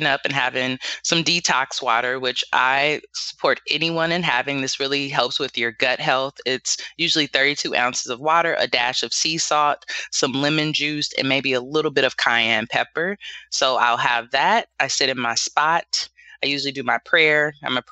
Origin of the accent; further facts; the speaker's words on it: Los Angeles, California, United States; now in Bay Area, United States; I grew up in South Central LA in the hood